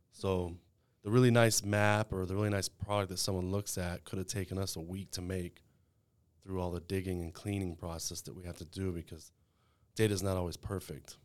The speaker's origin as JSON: {"language": "English", "town": "Waco", "region": "Texas", "country": "United States", "tie": "born or raised there", "also_born_or_lived": "El Paso", "said": "I was born here in Waco"}